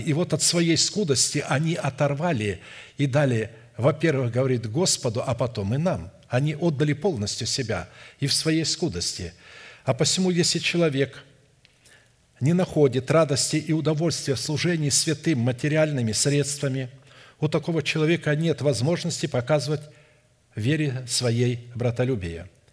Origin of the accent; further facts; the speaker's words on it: Irkutsk, Irkutsk Oblast, Russia; Я родился в Сибири, в Иркутске